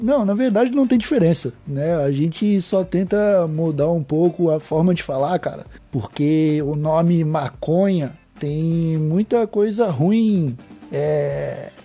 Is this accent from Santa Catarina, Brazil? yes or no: yes; Palhoça, Santa Catarina, Brazil; sou de Santa Catarina, cara, sou de Palhoça